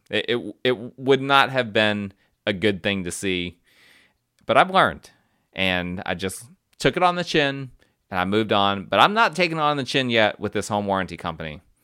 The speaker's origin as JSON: {"language": "English", "region": "New Jersey", "country": "United States", "moved": "yes", "said": "I'm, I'm from North Jersey, and that North Jersey side comes out sometimes"}